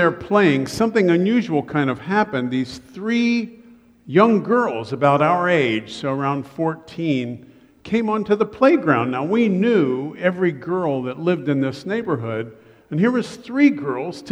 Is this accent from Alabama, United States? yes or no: no; Columbus, Ohio, United States; I grew up in Columbus, Ohio.